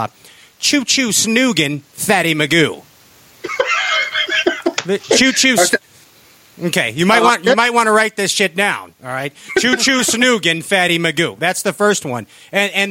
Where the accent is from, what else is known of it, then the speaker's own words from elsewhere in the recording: Indiana, United States; I'm from Indiana, and I say dude and hella